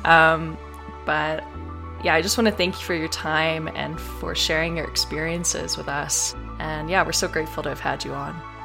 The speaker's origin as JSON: {"language": "English", "region": "the South", "country": "United States", "tie": "born or raised there", "said": "I grew up in the South."}